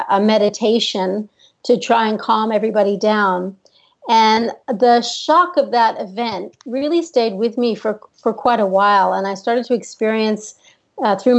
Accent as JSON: {"language": "English", "country": "United States", "also_born_or_lived": "Australia / New York City", "moved": "as an adult", "said": "I'm American. But I lived in Australia from when I was 18"}